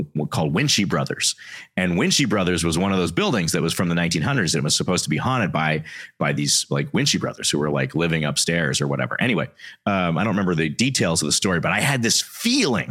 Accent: Texas, United States; moved away; where I grew up in Texas

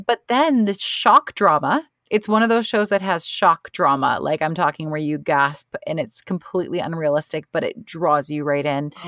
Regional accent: Canada; being Canadian, we have Thanksgiving in October

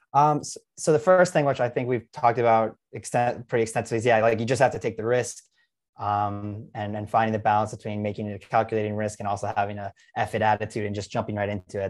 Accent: New York, United States; moved away; I'm from New York

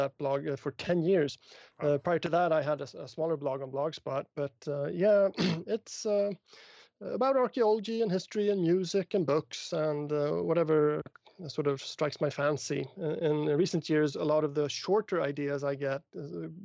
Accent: Stockholm, Stockholm County, Sweden; also born or lived in Connecticut; that's my hometown

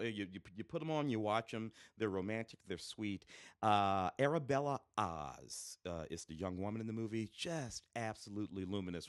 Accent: St. Louis, Missouri, United States; moved away; growing up in Saint Louis, uh, in the late sixties, early seventies

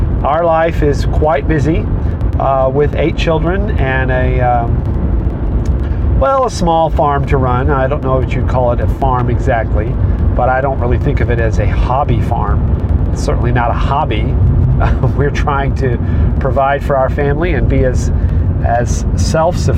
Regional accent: United States; I began to be more proud of being an American citizen

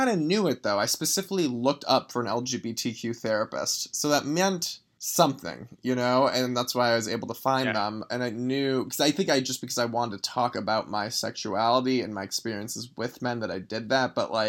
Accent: Los Angeles, California, United States; Grew up in Los Angeles.

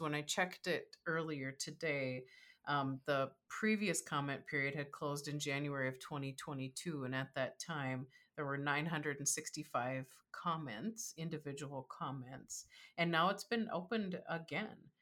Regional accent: Minnesota, United States; I live in Minnesota

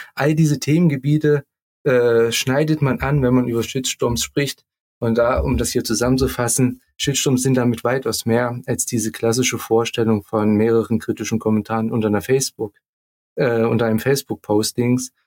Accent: near Leipzig, Saxony, Germany; accent: Saxon; Ich komme ja auch aus der Nähe von Leipzig.

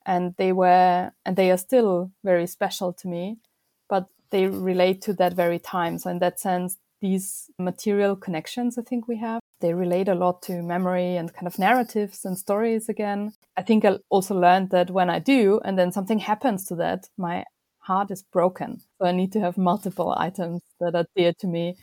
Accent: Vienna, Austria; moved away as an adult; now in London, United Kingdom; I was born in Vienna and was raised there as well.

